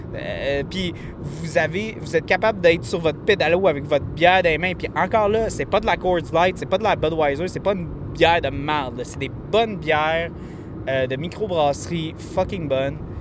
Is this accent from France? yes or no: no; Montreal, Quebec, Canada; je viens de Montréal